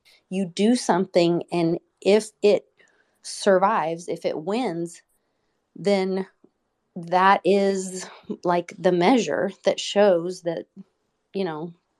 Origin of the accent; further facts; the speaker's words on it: Oklahoma City, Oklahoma, United States; my hometown in Oklahoma City